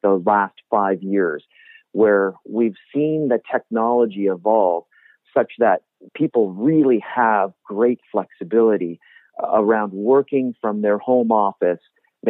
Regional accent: Squamish, British Columbia, Canada; also born or lived in Vancouver / Fort Nelson / Fort St. John / Parksville; I was born in Squamish. I grew up in the community. And once I finished high school, I was in Vancouver for a bit of post-secondary education. And my first job in my working life was in Fort Nelson, British Columbia

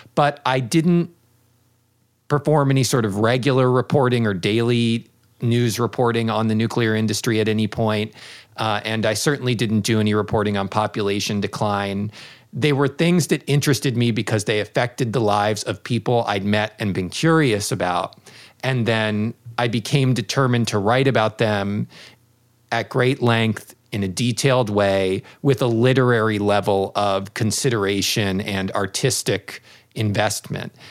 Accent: United States; moved away; as an American in Japan

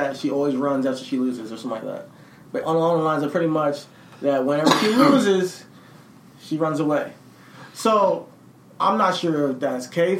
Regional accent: New Jersey, United States; I'm from Jersey. I was born in Jersey. I don't fight all the time.

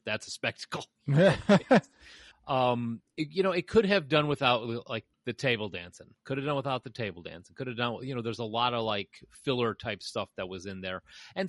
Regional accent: Tennessee, United States; It's just a thing we do. We're from Tennessee.

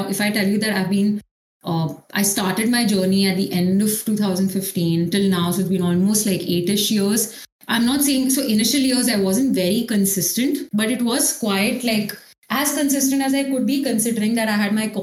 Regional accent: Mumbai, Maharashtra, India; I played for a club in Mumbai. So it was YMCA. And then after that, I also got a chance to represent like the states. So I was playing for Maharashtra, like till 11th, 12th

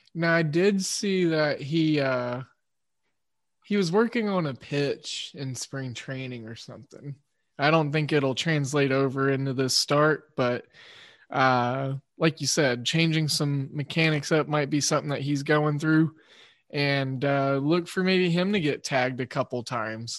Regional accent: Oklahoma, United States; I'm from Oklahoma

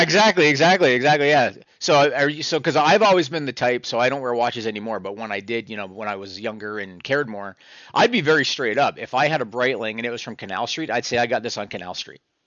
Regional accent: Canada; I'm Canadian, so I don't even think we have Trader Joe's up here

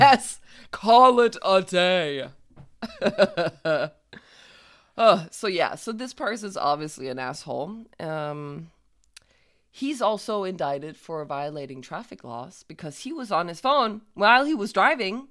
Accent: Denmark; I'm from Jutland

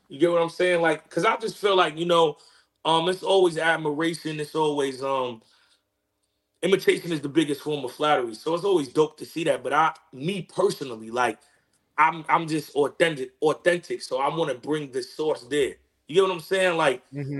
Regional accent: New York City, New York, United States; growing up in growing up in Queens

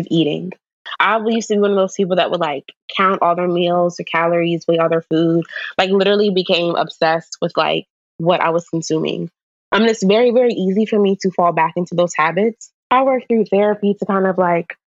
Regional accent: Maryland, United States; I'm from Maryland

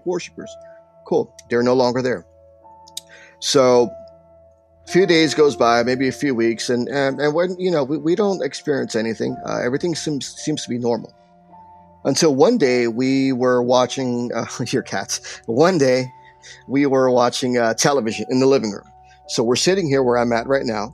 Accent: Paterson, New Jersey, United States; also born or lived in New York; most of my life, I was raised in Paterson, New Jersey

